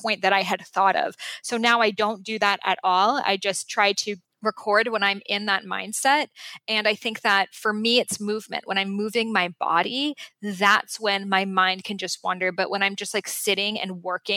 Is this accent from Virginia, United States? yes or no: no; Boston, Massachusetts, United States; moved away; the house I grew up in Boston